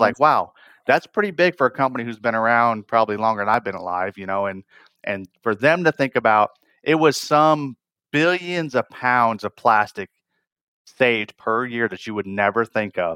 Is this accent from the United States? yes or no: yes; northern Michigan, United States; I grew up in Michigan up north